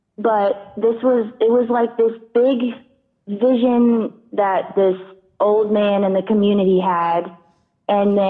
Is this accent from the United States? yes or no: yes; the South, United States; I grew up in the South